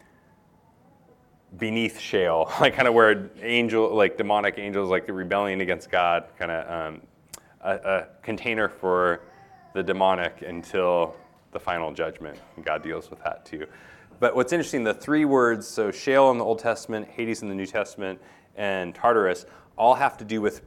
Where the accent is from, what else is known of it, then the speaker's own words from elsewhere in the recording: United States; being an American